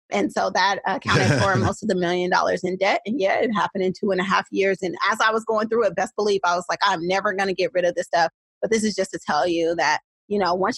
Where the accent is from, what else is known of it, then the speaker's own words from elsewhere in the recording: Oakland, California, United States; accent: Oakland; I'm a true Oakland girl through and through. And if you can't tell by the way that I speak, even though I have several master's degrees, it has not been able to shake the Oakland out of me.